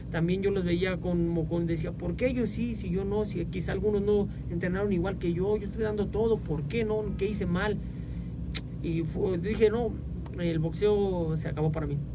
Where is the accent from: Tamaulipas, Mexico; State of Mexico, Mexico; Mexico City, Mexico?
State of Mexico, Mexico; Villa del Carbón; nos sentimos los mexicanos muy orgullosos de la, de la tierra, del cachito de México que nos tocó ver nacer y crecer y yo me siento muy orgulloso de ser mexicano y de ser de Villa